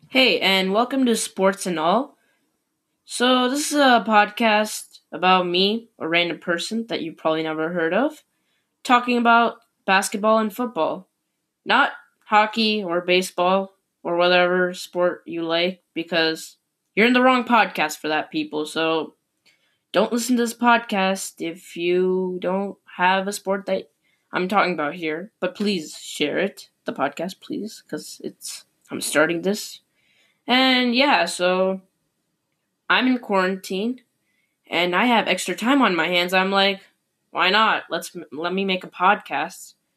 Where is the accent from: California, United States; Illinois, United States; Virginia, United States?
Illinois, United States; Chicago; I'm from Chicago